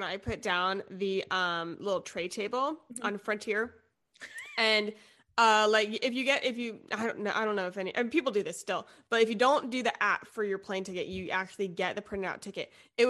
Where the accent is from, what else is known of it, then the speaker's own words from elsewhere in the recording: Charleston, South Carolina, United States; also born or lived in Fort Mill, South Carolina / Columbia, South Carolina; I'm from Charleston, live in Charleston, went to college in Columbia. I lived in a little town next to Charlotte in Fort Mill, South Carolina for like a hot minute for my schooling.